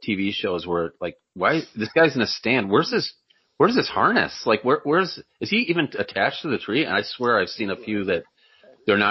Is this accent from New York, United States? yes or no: yes; New York, United States; moved away as an adult; also born or lived in Iowa; now in Florida, United States; I grew up hunting in New York, it was flat